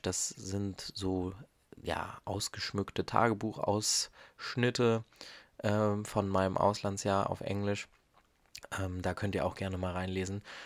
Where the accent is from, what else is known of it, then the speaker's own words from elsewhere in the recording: Germany; bei uns in Deutschland